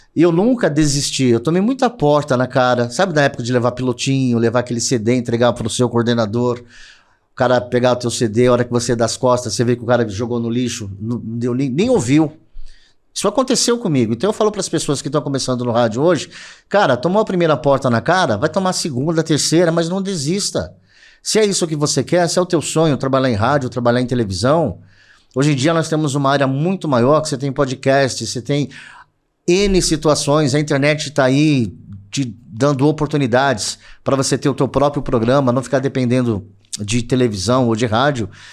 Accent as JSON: {"language": "Portuguese", "area": "ABC", "region": "São Paulo", "country": "Brazil", "said": "Eu sou do ABC"}